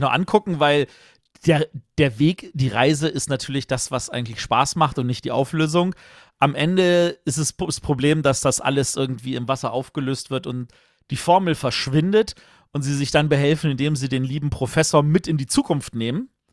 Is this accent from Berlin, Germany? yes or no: yes; Berlin, Germany; Ich bin Berliner